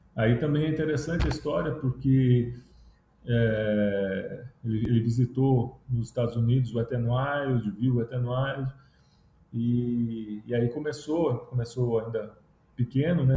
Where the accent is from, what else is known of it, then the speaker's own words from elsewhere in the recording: São Paulo, Brazil; moved away as an adult; also born or lived in Sorocaba, São Paulo; now in Ceará, Brazil; eu sou paulista, morava em São Paulo, é, minha família é de Sorocaba, no interior de São Paulo, e eu tinha ido fazer faculdade em São Paulo